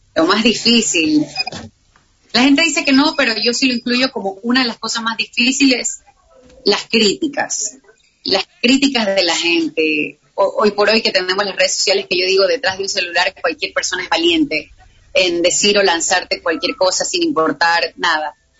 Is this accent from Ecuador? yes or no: yes; Ecuador; soy ecuatoriana, entonces me pasa que cuando voy a un país me dicen venezolana, eh, colombiana, mm, todos menos ecuatorianos